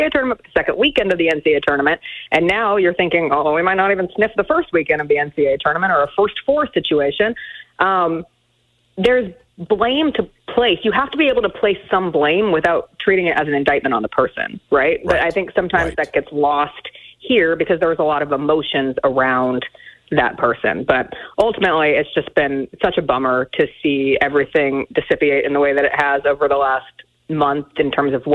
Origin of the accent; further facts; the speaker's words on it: Denver, Colorado, United States; now in Memphis, United States; my hometown team, the Denver Nuggets